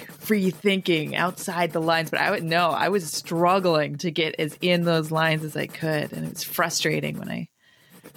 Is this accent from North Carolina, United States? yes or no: no; Rochester, New York, United States; accent: Rochester accent; also born or lived in Danbury, Connecticut; I grew up in Rochester, New York, in a lovely suburb called Pittsford